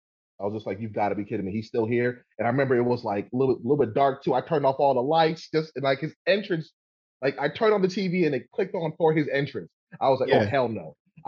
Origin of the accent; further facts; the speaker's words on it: New York, United States; I grew up in the Bronx, man, in the 80s and the 90s